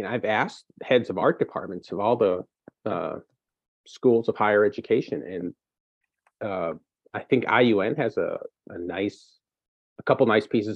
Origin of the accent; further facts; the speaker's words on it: Gary, Indiana, United States; moved away as an adult; I'm from Gary. I was born here, and I left